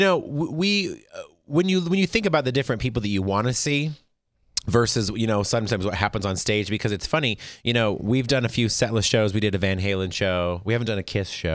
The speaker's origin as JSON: {"language": "English", "town": "Las Vegas", "region": "Nevada", "country": "United States", "said": "I'm from Vegas"}